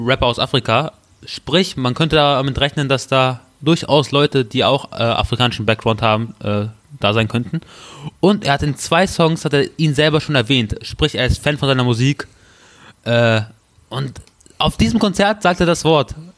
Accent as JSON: {"language": "German", "town": "Peine", "region": "Lower Saxony", "country": "Germany", "said": "ich bin Peiner"}